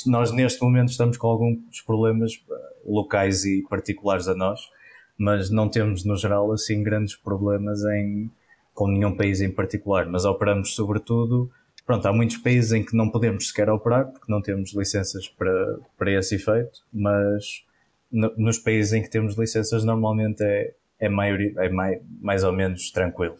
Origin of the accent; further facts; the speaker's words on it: Porto, Norte, Portugal; sou do, do Porto, nascido e criado cá no Norte